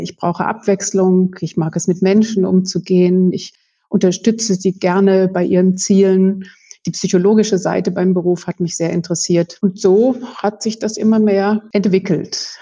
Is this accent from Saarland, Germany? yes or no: no; North Rhine-Westphalia, Germany; moved away as an adult; also born or lived in Münster; now in Munich, Germany; Ich stamme aus Westfalen